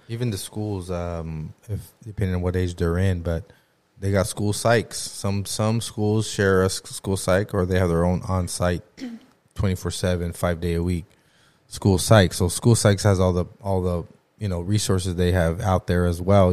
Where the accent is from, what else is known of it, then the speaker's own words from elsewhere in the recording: Lamont, California, United States; growing up in Lamont, everybody knows everybody